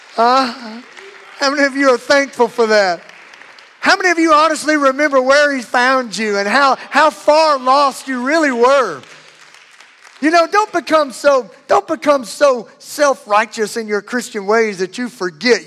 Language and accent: English; Louisiana, United States; I'm from Louisiana. We have our own language.